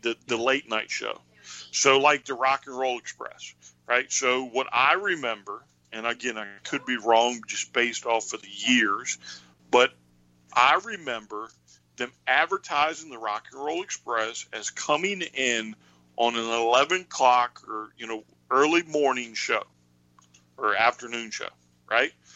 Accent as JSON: {"language": "English", "town": "Highland Springs", "region": "Virginia", "country": "United States", "tie": "born or raised there", "said": "I grew up in Highland Springs, which is a suburb of Richmond"}